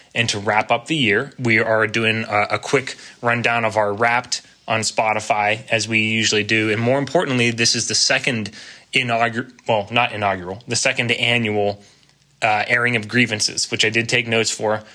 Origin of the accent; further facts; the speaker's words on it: Pennsylvania, United States; moved away; earlier PA days